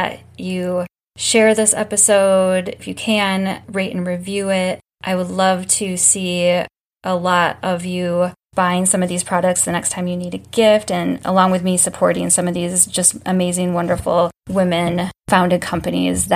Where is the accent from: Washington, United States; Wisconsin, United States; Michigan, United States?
Michigan, United States; I was born in Michigan